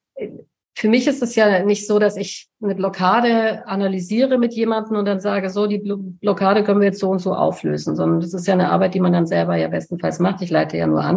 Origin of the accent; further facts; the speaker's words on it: Allgäu, Bavaria, Germany; moved away; ins Dorf komme, da ins Allgäu, wo ich herkomme, wo meine Eltern leben